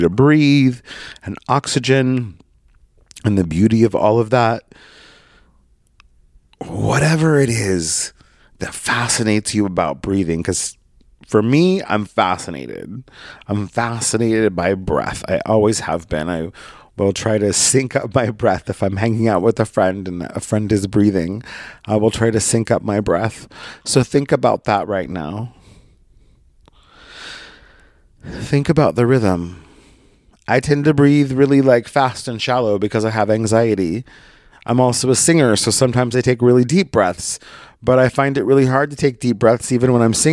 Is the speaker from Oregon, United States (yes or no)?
yes; Brookings, Oregon, United States; moved away as an adult; also born or lived in San Diego / Coos Bay; my hometown of Brookings, Oregon